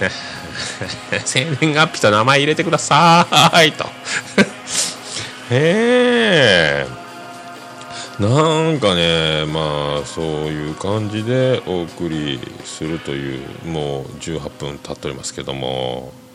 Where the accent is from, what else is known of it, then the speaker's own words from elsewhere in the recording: Fukuoka, Japan; accent: Hakata dialect; also born or lived in Nagasaki; 長崎からの小学校1年生の時にやってきたんで、まあ、ネイティブじゃないところもある